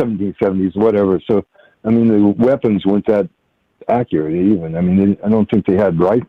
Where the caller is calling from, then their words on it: Washington, United States; I'm calling from Washington State.